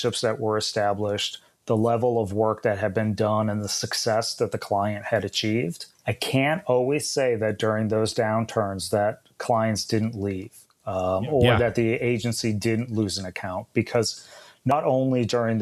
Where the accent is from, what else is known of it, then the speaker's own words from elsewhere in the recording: New England, United States; moved away; I'm originally from New England